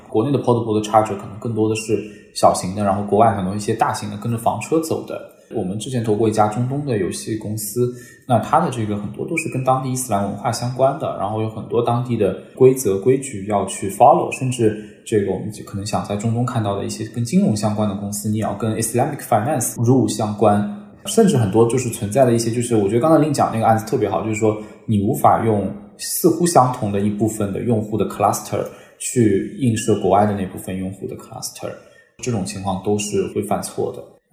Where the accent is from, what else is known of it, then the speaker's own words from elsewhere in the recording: China; 我们中国人